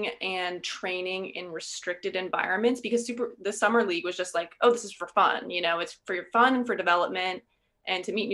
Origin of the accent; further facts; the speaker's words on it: Lorton, Virginia, United States; also born or lived in Honolulu, Hawaii; I moved to Virginia when I was pretty young, like before 2